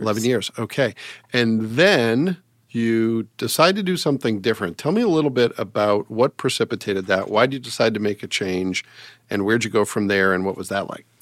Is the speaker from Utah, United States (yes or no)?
no; Massachusetts, United States; now in Fort Wayne, United States; being from Massachusetts